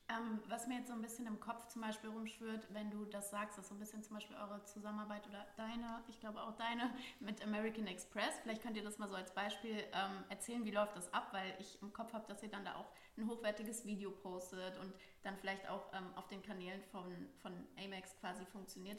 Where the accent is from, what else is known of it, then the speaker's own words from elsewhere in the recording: Frankfurt, Hesse, Germany; Ich bin ja auch aus Frankfurt äh, gebürtig